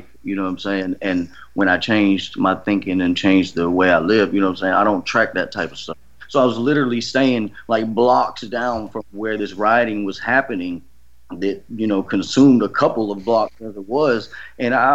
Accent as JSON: {"language": "English", "region": "Georgia", "country": "United States", "said": "I'm from Georgia. I'm from a small town"}